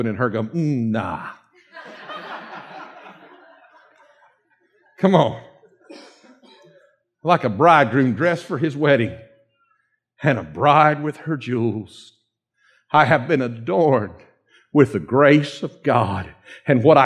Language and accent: English; Dawsonville, Georgia, United States; accent: Dawsonville; my Dawsonville accent